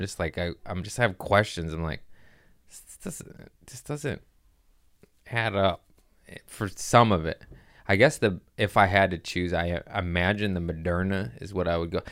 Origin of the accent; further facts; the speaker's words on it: California, United States; I'm from California